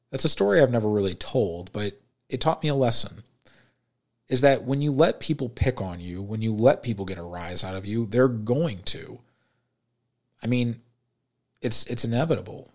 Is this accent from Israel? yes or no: no; St. Louis, Missouri, United States; also born or lived in Springfield, Missouri; I was born and raised in St. Louis, Missouri.